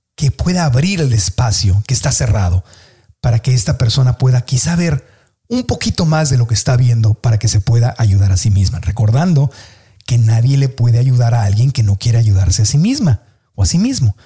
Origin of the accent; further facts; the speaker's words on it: Tijuana, Baja California, Mexico; moved away; yo soy de Tijuana, y cuando viví en Tijuana y yo era niño, pues la gente en mi familia hablaban así